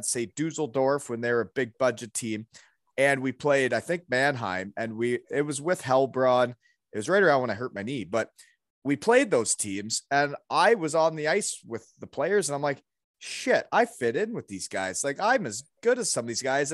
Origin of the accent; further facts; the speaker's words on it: Elmira, Ontario, Canada; I played for my hometown, Elmira Shirt Kings